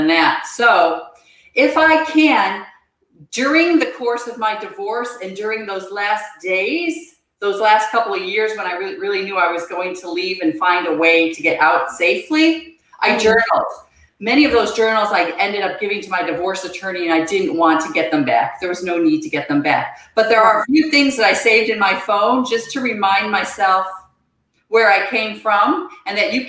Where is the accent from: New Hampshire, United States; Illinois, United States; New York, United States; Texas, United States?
New York, United States; Buffalo; moved away as an adult; I grew up outside of Buffalo, New York